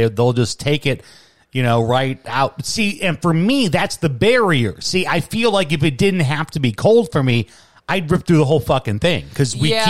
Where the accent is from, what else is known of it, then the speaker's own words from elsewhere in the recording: Chicago, Illinois, United States; moved away as an adult; now in Michigan, United States; I grew up in Chicago, we called it pop.